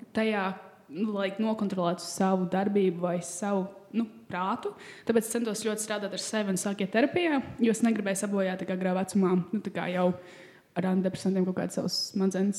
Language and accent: Latvian; Latvia; mēs esam latvieši